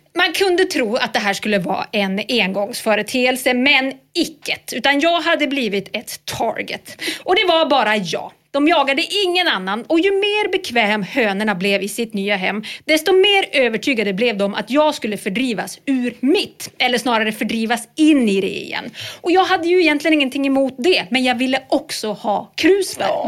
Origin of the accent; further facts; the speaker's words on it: Norrland, Sweden; det var djur lite överallt där jag växte upp